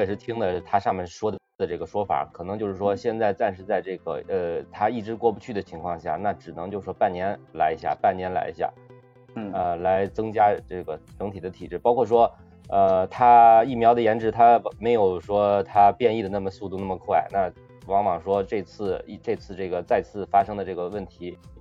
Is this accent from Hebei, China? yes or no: yes; Hebei, China; 我们是河北的嘛，到这边封城的话，我们是大年初二封的城